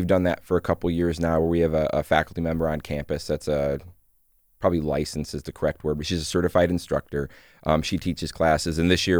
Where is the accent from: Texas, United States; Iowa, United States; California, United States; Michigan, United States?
Michigan, United States; I grew up in Michigan, went to college after high school and was not ready for it.